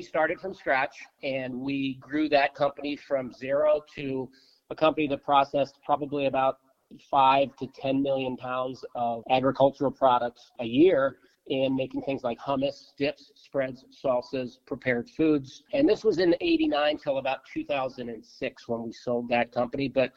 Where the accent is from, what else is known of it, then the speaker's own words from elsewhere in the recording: Baltimore, Maryland, United States; I grew up in Baltimore in a traditional Polish family